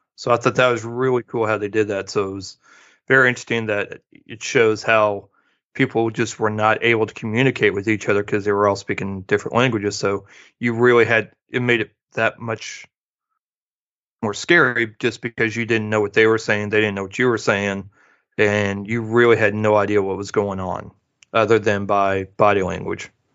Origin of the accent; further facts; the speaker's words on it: Midwest, United States; growing up in the Midwest